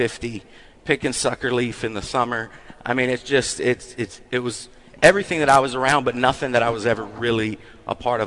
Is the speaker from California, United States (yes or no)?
no; Fayetteville, North Carolina, United States; I'm from North Carolina